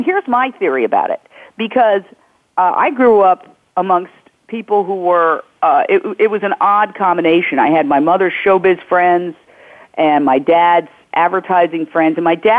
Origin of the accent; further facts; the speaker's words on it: New York, United States; I grew up in New York, and I know the whole scene.